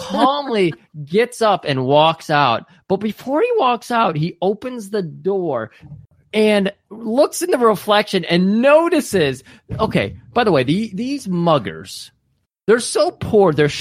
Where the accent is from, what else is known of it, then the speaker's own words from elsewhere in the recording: Northville, Michigan, United States; I say, from Northville